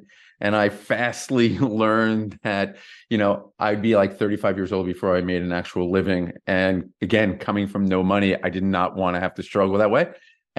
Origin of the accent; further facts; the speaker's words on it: Parsippany, New Jersey, United States; So I grew up in Parsippany, New Jersey, and I think my childhood totally formed the entrepreneur I am.